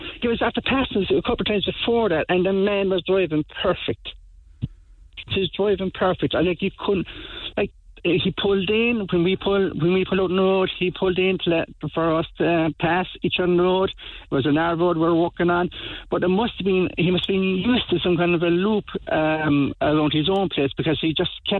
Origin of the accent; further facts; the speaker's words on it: Coachford, Munster, Ireland; No, Billy and Peter are from Kinsale and I'm from Coachford.